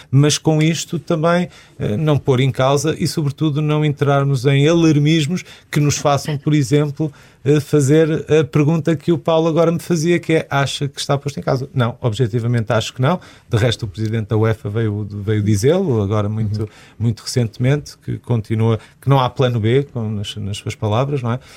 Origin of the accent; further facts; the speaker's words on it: Viseu, Portugal; also born or lived in Porto; eu sou de Viseu